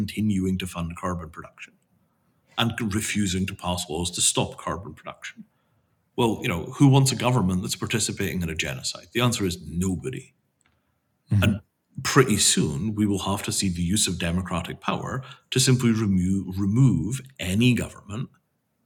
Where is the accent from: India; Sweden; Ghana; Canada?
India; as an Indian